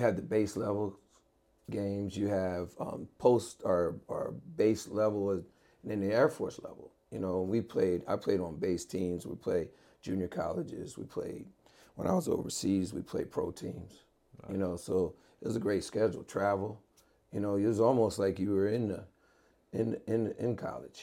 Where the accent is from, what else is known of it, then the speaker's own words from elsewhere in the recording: Maryland, United States; moved away; I grew up in Maryland.